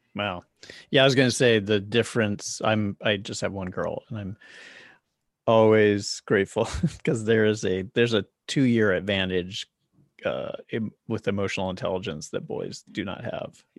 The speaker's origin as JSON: {"language": "English", "town": "Charlotte", "region": "North Carolina", "country": "United States", "tie": "born or raised there", "also_born_or_lived": "New York", "moved": "as an adult", "lives_now": "Los Angeles, United States", "said": "I grew up in Charlotte, North Carolina, and I left there when I was about seventeen? No. No, I left there when I was in my twenties"}